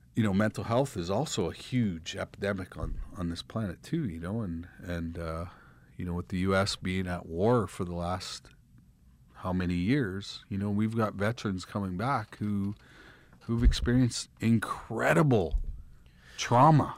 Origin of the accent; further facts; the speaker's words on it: Russell, Manitoba, Canada; moved away; I'm from Russell, Manitoba, and I'm in Los Angeles, California